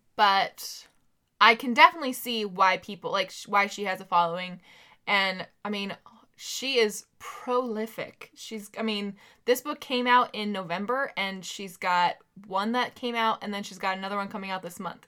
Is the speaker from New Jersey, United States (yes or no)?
no; Sacramento, California, United States